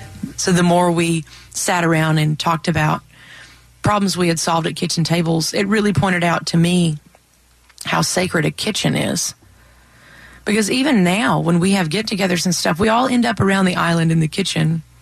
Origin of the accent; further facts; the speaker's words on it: Mammoth Spring, Arkansas, United States; And then when I was growing up in Mammoth Spring, we lived really close to Hardy. Like, that's where I went to high school, was over in Highland.